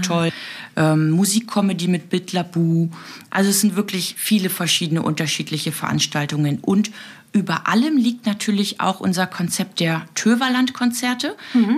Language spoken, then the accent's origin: German; Berlin, Germany; now in Juist, Germany; ich komme aus Berlin-Neukölln